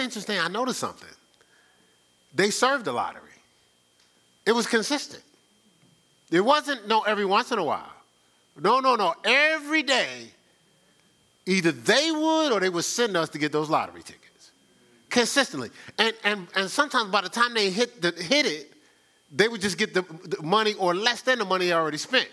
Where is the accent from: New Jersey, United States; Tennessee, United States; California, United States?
New Jersey, United States; Newark; moved away; I'm from Newark, New Jersey